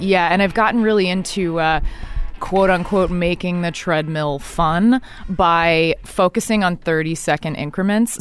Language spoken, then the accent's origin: English; Dallas, Texas, United States; moved away; I grew up in Dallas, Texas